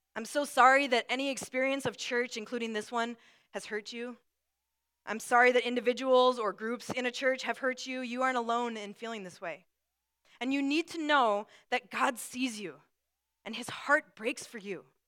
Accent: Brooklyn Park, Minnesota, United States; also born or lived in Atlanta, Georgia; we moved to Minnesota from Atlanta, Georgia, and I was about six, five or six years old

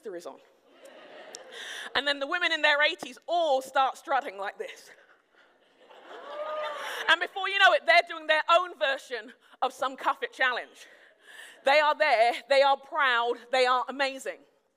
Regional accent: United Kingdom; moved away; I'm a Brit

